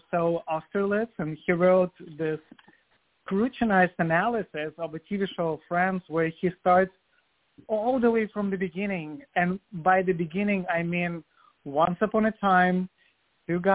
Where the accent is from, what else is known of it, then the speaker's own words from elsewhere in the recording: Vladivostok, Primorsky Krai, Russia; moved away as an adult; now in New York City, United States; I was born in Soviet Union in 1987. I'm 35 now, and then raised in Russia, in Vladivostok, which is Asian part of Russia